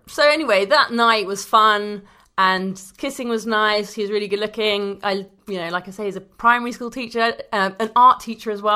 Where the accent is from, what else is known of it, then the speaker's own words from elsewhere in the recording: London, United Kingdom; I'm a Londoner